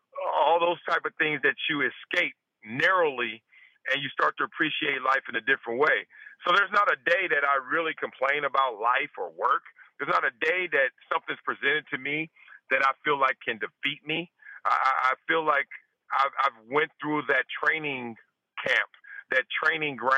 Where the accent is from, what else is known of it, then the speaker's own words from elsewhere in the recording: Compton, California, United States; moved away as an adult; also born or lived in Buffalo; I'm proud that I'm from Compton. I'm proud I'm from South Central Los Angeles.